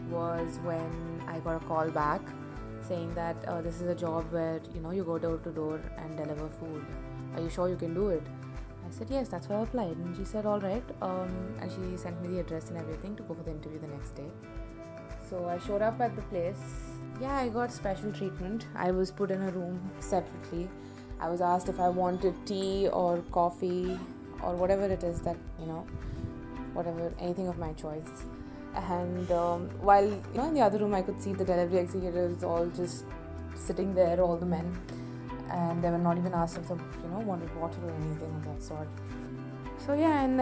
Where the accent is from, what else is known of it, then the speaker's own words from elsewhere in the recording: Hyderabad, Telangana, India; I am 22 years old. I have been born and brought up in Hyderabad.